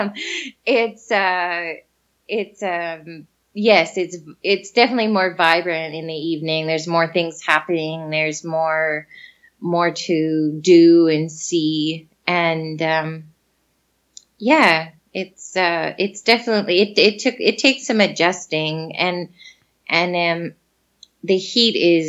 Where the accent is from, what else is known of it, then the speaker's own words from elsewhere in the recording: Fort McMurray, Alberta, Canada; moved away as an adult; I'm from Fort McMurray and it gets to minus 50